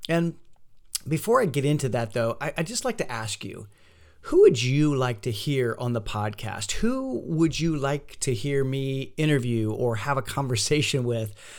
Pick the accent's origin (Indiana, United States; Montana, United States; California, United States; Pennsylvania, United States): Indiana, United States; Fort Wayne; moved away; my hometown of Fort Wayne, Indiana